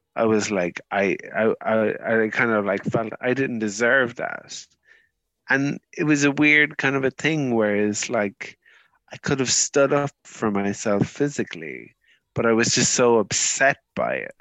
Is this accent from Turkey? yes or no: no; Ireland